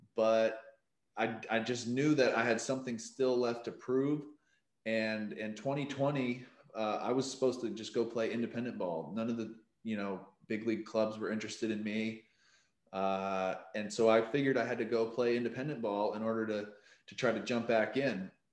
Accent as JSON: {"language": "English", "region": "Maine", "country": "United States", "moved": "as an adult", "lives_now": "San Diego, United States", "said": "I'm from Maine originally"}